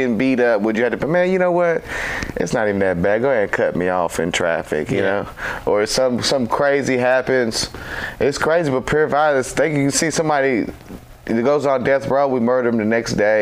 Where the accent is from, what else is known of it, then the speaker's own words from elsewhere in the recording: Clarksville, Tennessee, United States; Right here in town, Clarksville. I was born in Publix over there.